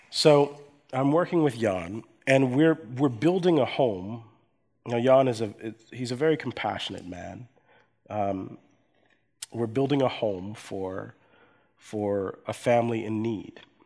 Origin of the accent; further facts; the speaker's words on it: coastal Georgia, United States; also born or lived in Erlangen, Germany; my father was in the U.S. military, and then we moved to coastal Georgia in the United States